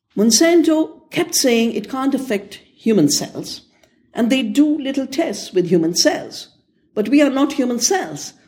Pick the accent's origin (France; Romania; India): India; I'm from India